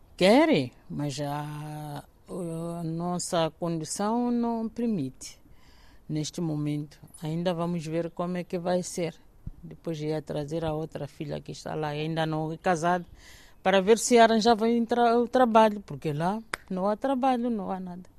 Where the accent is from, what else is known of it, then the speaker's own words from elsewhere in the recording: Maputo, Mozambique; moved away as an adult; now in Portugal; se eu nasci em Maputo